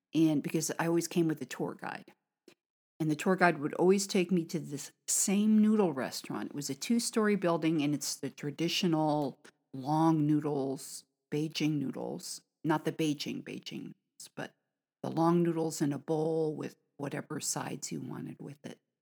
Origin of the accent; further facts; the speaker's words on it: United States; now in China; from America